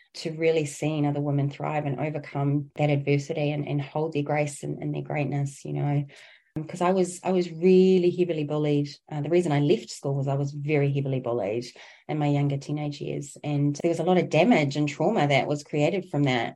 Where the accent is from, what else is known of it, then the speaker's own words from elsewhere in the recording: New Zealand; I originate from Aotearoa, New Zealand